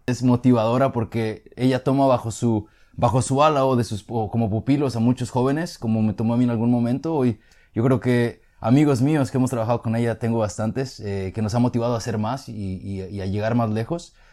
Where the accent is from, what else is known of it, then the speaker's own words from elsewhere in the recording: Mexico; now in United States; nosotros somos de México